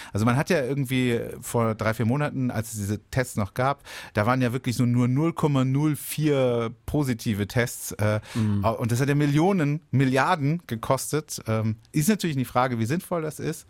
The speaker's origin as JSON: {"language": "German", "town": "Baden-Baden", "region": "Baden-Württemberg", "country": "Germany", "said": "bei uns in Baden-Baden"}